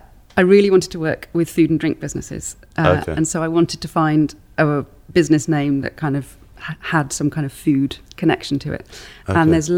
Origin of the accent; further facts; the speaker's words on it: Swindon, South West England, United Kingdom; moved away as an adult; also born or lived in London / Oxford; now in Ledbury, United Kingdom; So I grew up in Swindon, and my mum's parents lived in Ledbury, so we always used to come up to Ledbury.